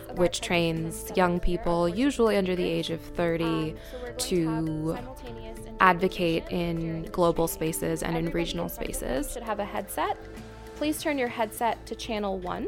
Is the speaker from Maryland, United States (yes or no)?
yes; Washington, D.C. area, Maryland, United States; moved away as an adult; now in New York City, United States; I am from Washington, D.C., um, in Maryland, just outside Washington, D.C. Um, my parents are from India originally. I'm a first generation American